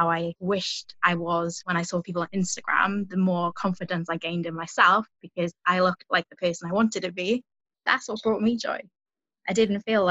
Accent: South Wales, United Kingdom; I'm from South Wales

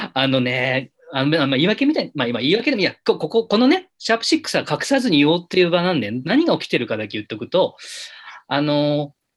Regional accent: Minami-Alps, Yamanashi, Japan; moved away; 私はあの南アルプス市というあるんだかないんだかわからない町の出身なんですけども

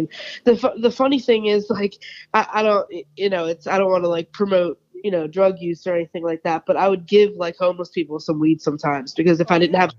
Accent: New Jersey, United States; I grew up in South Jersey, but I'm 15 minutes away from Philly

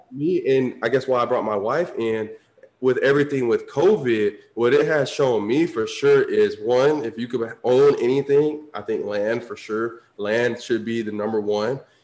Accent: Tampa, Florida, United States; I grew up like city boy. Like, I'm from Tampa, grew up in the city, suburbs

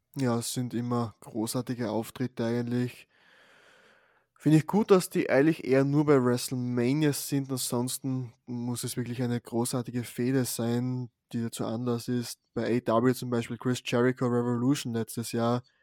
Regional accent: Austria; hier bei uns in Österreich.

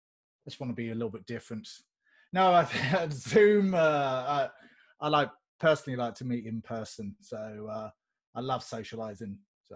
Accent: England, United Kingdom; now in Dublin, Ireland; I live in Dublin, Ireland, on the foot of the beautiful Dublin Mountains. But I'm English, so I'm away from home.

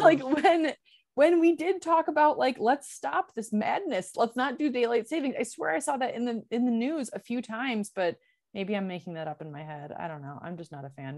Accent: Michigan, United States; in my neighborhood where I grew up in Michigan

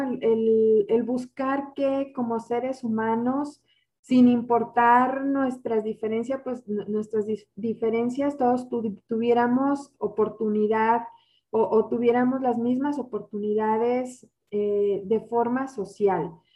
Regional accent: Mexico; como mexicanos

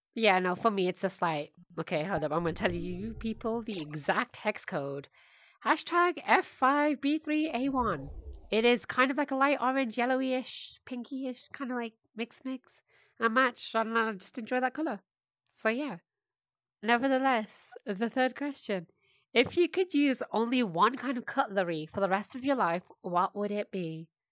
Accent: United Kingdom; British of me

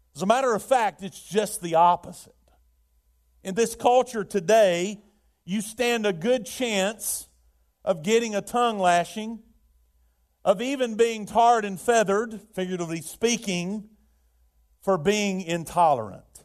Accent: Birmingham, Alabama, United States; I remember it as a child, uh, in, uh, growing up in Birmingham, we had the steel mills

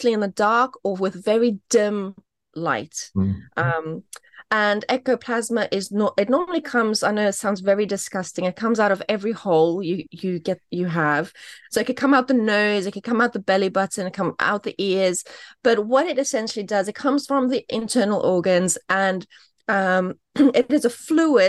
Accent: South Africa; now in United Kingdom; I grew up in South Africa

